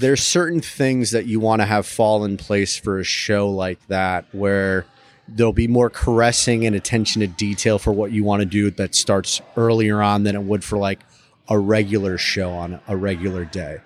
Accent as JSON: {"language": "English", "town": "Milford", "region": "Connecticut", "country": "United States", "tie": "born or raised there", "moved": "yes", "lives_now": "New Orleans, United States", "said": "I grew up in a city called Milford, Connecticut, which is right outside New Haven"}